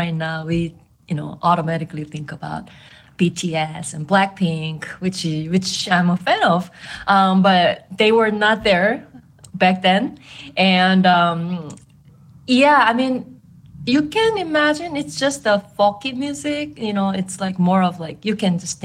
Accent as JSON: {"language": "English", "country": "South Korea", "also_born_or_lived": "Boston", "second_language": "English", "moved": "as an adult", "lives_now": "New York, United States", "said": "I am originally from South Korea"}